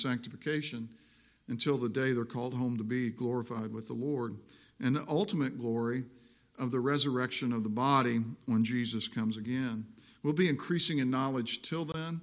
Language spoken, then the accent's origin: English; Missouri, United States; also born or lived in South Jersey; I'm from Missouri